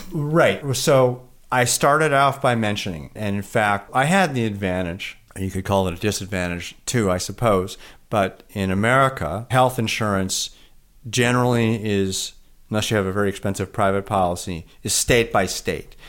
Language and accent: English; Milwaukee, Wisconsin, United States; also born or lived in Chicago; now in Vermont, United States; I was born in Chicago. I grew up in the city of Milwaukee